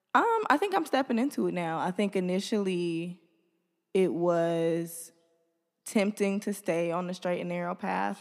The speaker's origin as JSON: {"language": "English", "town": "Detroit", "region": "Michigan", "country": "United States", "tie": "born or raised there", "said": "I'm from the east side. I grew up first on Maiden."}